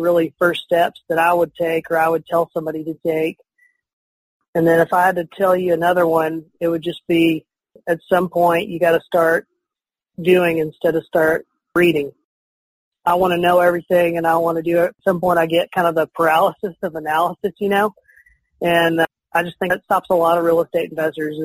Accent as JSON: {"language": "English", "town": "Canyon", "region": "Texas", "country": "United States", "tie": "born or raised there", "lives_now": "Lubbock, United States", "said": "I'm from the Amarillo area and grew up in Canyon originally"}